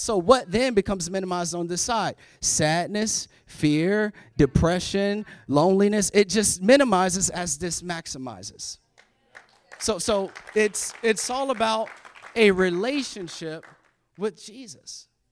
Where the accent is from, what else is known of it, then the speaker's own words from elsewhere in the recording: Florida, United States; I was born and raised in Florida